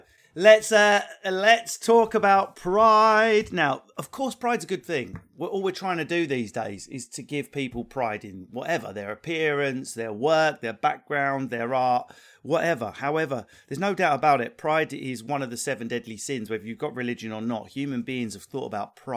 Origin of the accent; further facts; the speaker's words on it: Essex, East of England, United Kingdom; I'm from Essex